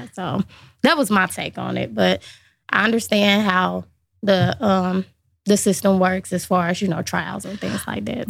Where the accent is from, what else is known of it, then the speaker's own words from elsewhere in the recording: Lincoln Heights, Ohio, United States; I grew up in Lincoln Heights, obviously very small community